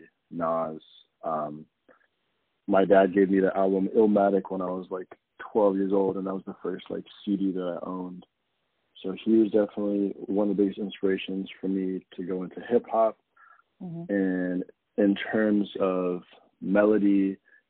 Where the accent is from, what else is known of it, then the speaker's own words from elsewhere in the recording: Arizona, United States; now in Brooklyn, United States; I'm based in Brooklyn, but I'm originally from Arizona